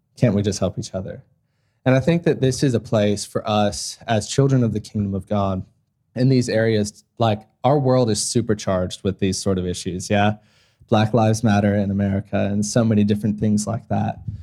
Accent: Ohio, United States; moved away as an adult; now in Australia; my hometown in Ohio

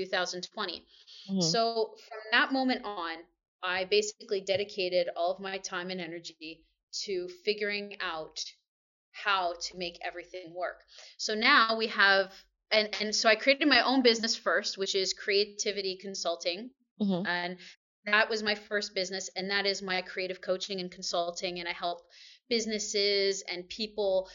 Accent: Allentown, Pennsylvania, United States; moved away as an adult; also born or lived in New York / Maryland / Seoul, South Korea; now in Shanghai, China; I'm originally from Pennsylvania, mm-hmm. so I'm in Allentown

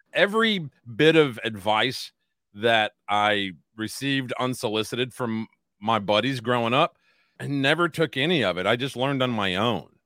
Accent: United States; I'm an American first

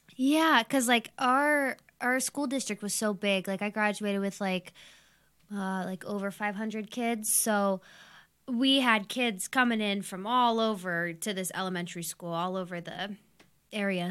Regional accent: Youngstown, Ohio, United States; I'm twenty-six and I grew up in Youngstown.

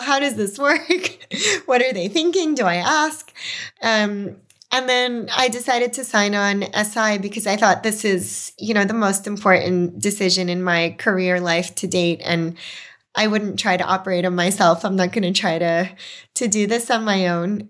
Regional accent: New York City, New York, United States; moved away as an adult; also born or lived in Belarus / Boston; now in Australia; growing up in Brooklyn, communities really formed on street corners

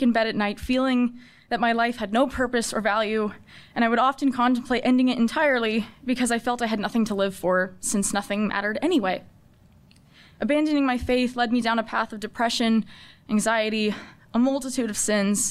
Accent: San Diego, California, United States; I'm from San Diego, California. And faith was a minuscule part of my life growing up

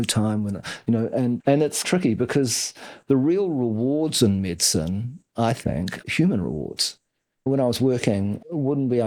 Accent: Wellington, New Zealand; We grew up in Wellington, my brother

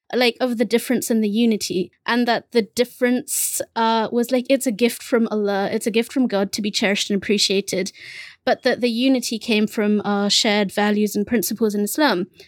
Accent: England, United Kingdom; first language Bengali; English is a second language; I was English

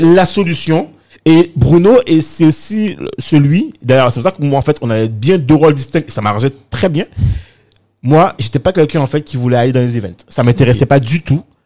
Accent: Guadeloupe; moved away; also born or lived in London, United Kingdom / Bedford, United Kingdom / Paris, France; quand je suis parti de, de la Guadeloupe, enfin des Antilles, hein, enfin de la Caraïbe

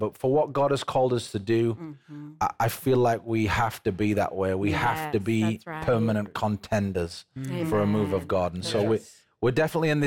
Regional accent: England, United Kingdom; accent: British; moved away as an adult; now in United States; I am English

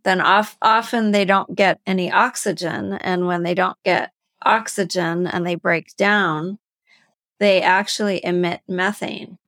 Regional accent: Canada; I'm from Canada

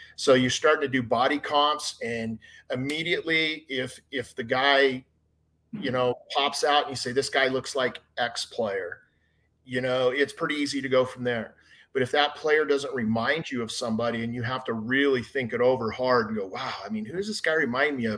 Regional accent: Hurricane, Utah, United States; also born or lived in St. George, Utah; I grew up in Hurricane, Utah, a little small town outside of St. George.

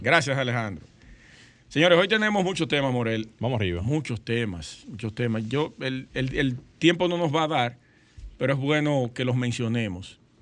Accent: Sosúa, Puerto Plata, Dominican Republic; Sosúa, yo soy de Sosúa, mi pueblo natal

